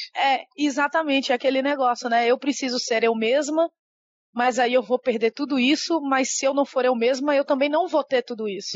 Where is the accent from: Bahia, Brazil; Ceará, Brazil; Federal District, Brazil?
Bahia, Brazil; Salvador; moved away as an adult; now in São Paulo, Brazil; eu sou uma designer digital que nasceu em Salvador e mora em São Paulo há 11 anos